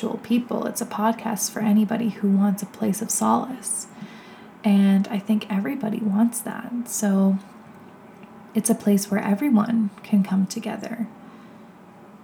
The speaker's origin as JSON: {"language": "English", "town": "Toronto", "region": "Ontario", "country": "Canada", "said": "I'm a photographer from Toronto, Canada"}